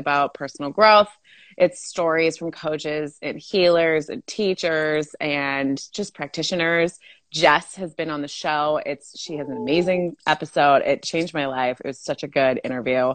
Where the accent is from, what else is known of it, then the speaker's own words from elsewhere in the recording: Monterey Bay, California, United States; accent: Valley girl; also born or lived in Salinas, California; I was actually born in Salinas, but raised all around Monterey Bay